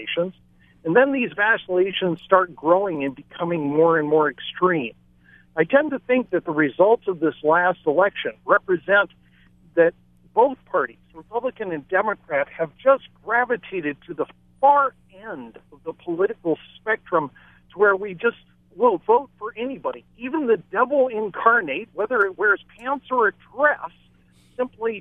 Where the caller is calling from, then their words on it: Maui, Hawaii, United States; I'm calling from Maui